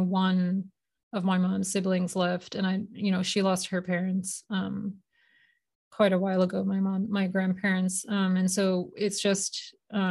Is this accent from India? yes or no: yes; India; moved away; also born or lived in Boston, United States; I was born in Boston, but my family, we moved to India when I was 8. And so I grew up in India